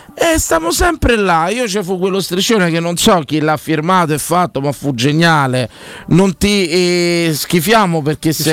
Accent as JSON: {"language": "Italian", "town": "Rome", "region": "Lazio", "country": "Italy", "tie": "born or raised there", "said": "io per esempio sono di Roma, sono una tradizione eh. romana, romanese"}